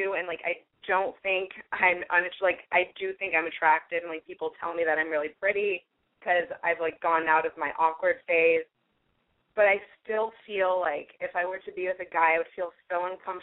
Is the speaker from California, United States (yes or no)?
yes; San Francisco, California, United States; moved away as an adult; now in Los Angeles, United States; I'm originally from San Francisco, but I'm going to school in Los Angeles at UCLA